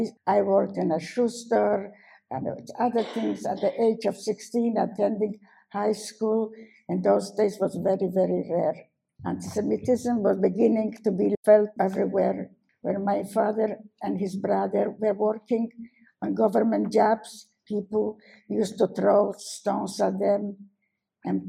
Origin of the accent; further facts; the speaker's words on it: Warsaw, Masovian Voivodeship, Poland; moved away; I was born in Warsaw in 1921